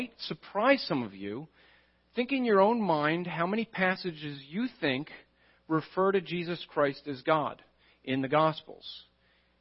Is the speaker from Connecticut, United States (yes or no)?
no; New Jersey, United States; I'm from New Jersey.